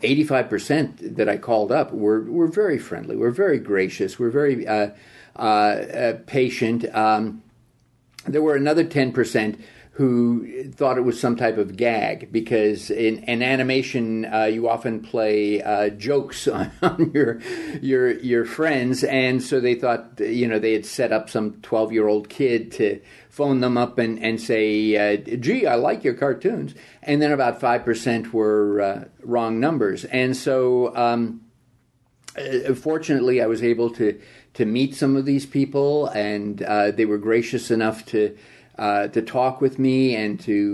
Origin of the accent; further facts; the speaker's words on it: Glendale, California, United States; growing up in Glendale, California, which is adjacent to Burbank, California, where the Disney studios are